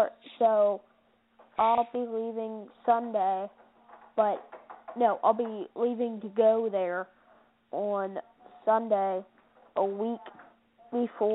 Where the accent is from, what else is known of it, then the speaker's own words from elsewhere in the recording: Milton, Delaware, United States; I'm from Milton, Delaware.